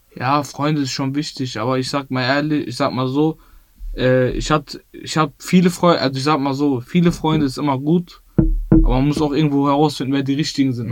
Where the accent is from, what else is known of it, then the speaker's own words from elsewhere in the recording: Bottrop, North Rhine-Westphalia, Germany; Ich bin in Bottrop-Wellheim aufgewachsen.